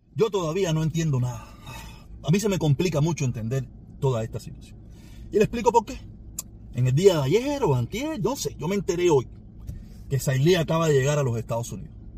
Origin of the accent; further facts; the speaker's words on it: Cuba; mi pueblo cubano